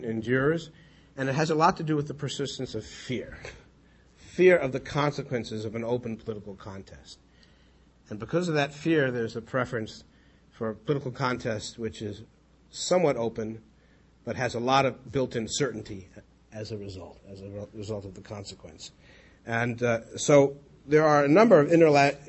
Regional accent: United States; an American secular Jew

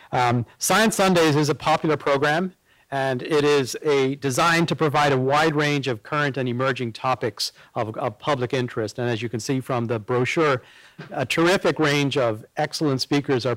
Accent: Ireland; moved away; we are both Irish citizens. I by birth

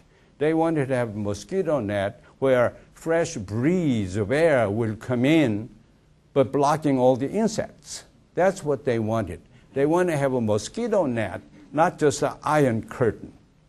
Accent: South Korea; born or raised there; also born or lived in China; now in Athens, United States

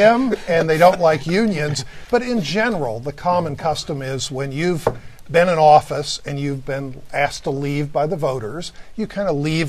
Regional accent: Coshocton, Ohio, United States; he's from my hometown of Coshocton, Ohio

